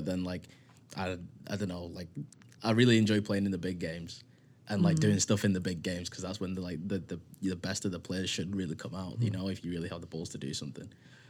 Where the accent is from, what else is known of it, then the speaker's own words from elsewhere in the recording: United Kingdom; moved away as an adult; now in Halifax, Canada; I'm British.